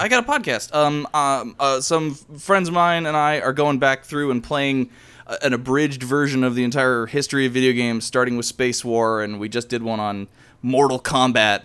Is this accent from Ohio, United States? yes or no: yes; Cleveland, Ohio, United States; represent my hometown